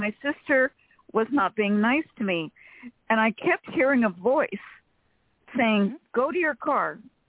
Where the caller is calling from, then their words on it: Sacramento, California, United States; from Sacramento, California.